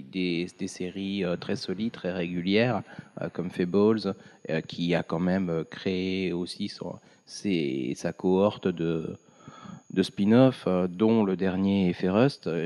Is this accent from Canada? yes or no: no; France; Mais je pense qu'on a sur le un court terme, biaisé parce qu'on est français.